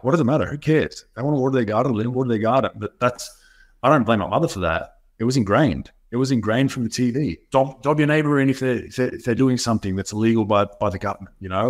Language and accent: English; Melbourne, Victoria, Australia; moved away as an adult; also born or lived in Utah, United States; I'm born and bred in Melbourne, Victoria